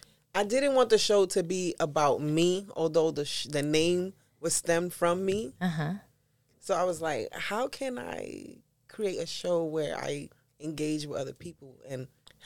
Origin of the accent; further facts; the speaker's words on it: New York City, New York, United States; moved away as an adult; also born or lived in Puerto Rico / Cleveland, Ohio; now in Columbia, South Carolina, United States; I was born in Puerto Rico, raised in New York.